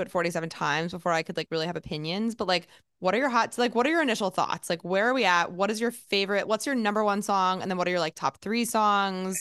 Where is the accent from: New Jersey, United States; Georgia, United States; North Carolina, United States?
New Jersey, United States; moved away as an adult; also born or lived in Boston / Texas; now in New York City, United States; I grew up near New Jersey, like, in New Jersey near the city